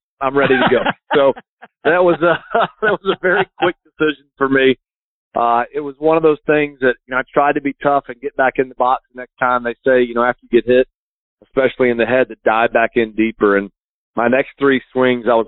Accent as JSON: {"language": "English", "town": "St. Augustine", "region": "Florida", "country": "United States", "tie": "born or raised there", "said": "I grew up here in St. Augustine, Florida"}